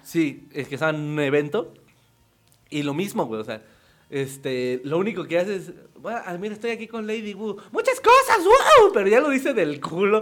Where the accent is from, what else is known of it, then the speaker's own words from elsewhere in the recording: Ecatepec de Morelos, State of Mexico, Mexico; crecí en un tiempo en Ecatepec de Morelos